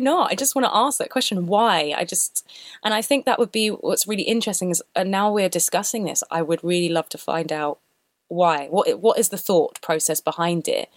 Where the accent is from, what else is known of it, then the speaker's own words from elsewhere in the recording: London, United Kingdom; I grew up in London, which is pretty multicultural